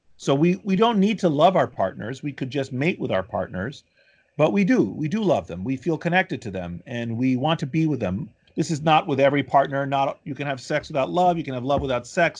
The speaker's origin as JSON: {"language": "English", "town": "Washington", "region": "District of Columbia", "country": "United States", "tie": "born or raised there", "also_born_or_lived": "Boston / Philadelphia / Chicago", "moved": "as an adult", "lives_now": "New Haven, United States", "said": "D C, where my mother, where I grew up"}